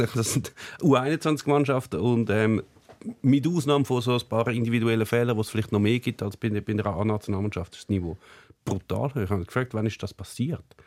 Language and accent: German; Switzerland; als Schweizer